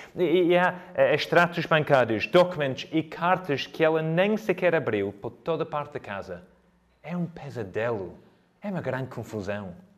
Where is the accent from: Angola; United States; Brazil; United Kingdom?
United Kingdom; now in Coimbra, Portugal; sou britânico